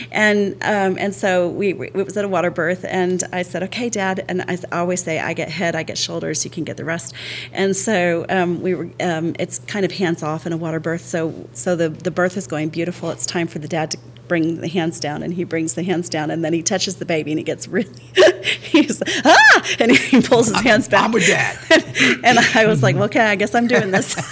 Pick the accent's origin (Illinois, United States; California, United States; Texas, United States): Texas, United States; El Paso; but El Paso I claim as home because I, I spent from sixth grade to twelfth grade there, and then I did kindergarten, first grade there.